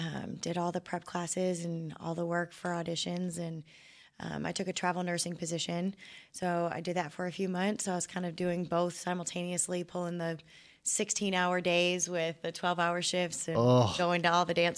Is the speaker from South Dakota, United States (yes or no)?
no; Detroit, Michigan, United States; So I'm originally from Detroit, Michigan.